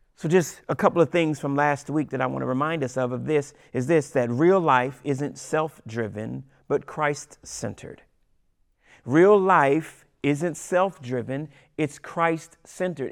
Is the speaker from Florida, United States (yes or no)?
no; Washington, District of Columbia, United States; I'm from Washington, D C